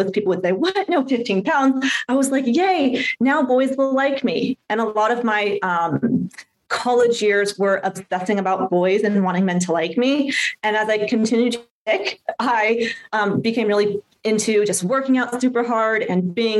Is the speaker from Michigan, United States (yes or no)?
no; San Diego, California, United States; I grew up in San Diego, California